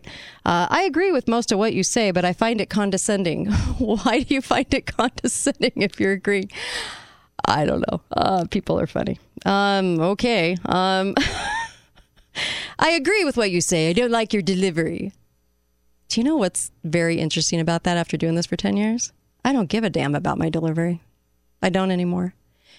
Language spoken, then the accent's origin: English; United States; as an American